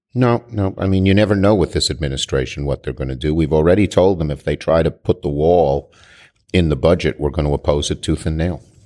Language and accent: English; New York, United States; I'm a New Yorker